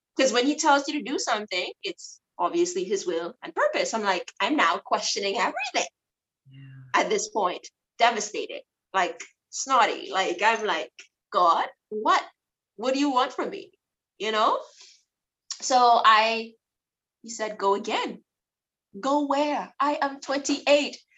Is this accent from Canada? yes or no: no; Abaco, Bahamas; also born or lived in Nassau; I'm from Abaco, but I have a Nassau mom